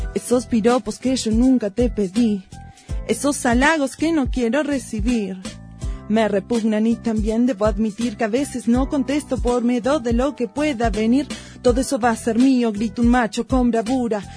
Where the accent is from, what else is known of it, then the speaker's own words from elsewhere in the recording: Chubut, Argentina; La zona donde yo nací es una zona a la que llegaron los inmigrantes galeses